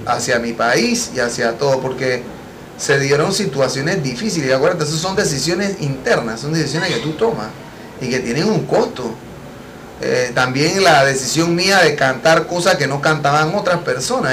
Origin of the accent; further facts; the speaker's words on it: Panama; yo mismo como panameño pueda disfrutar de mi país